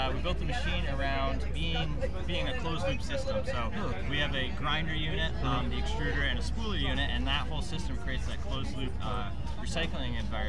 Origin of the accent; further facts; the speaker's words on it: Vermont, United States; We are from Vermont.